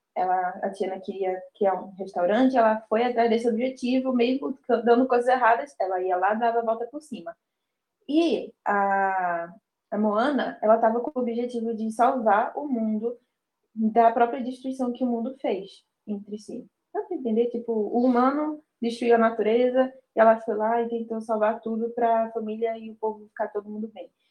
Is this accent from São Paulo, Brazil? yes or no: no; Olinda, Pernambuco, Brazil; eu sou daqui de Olinda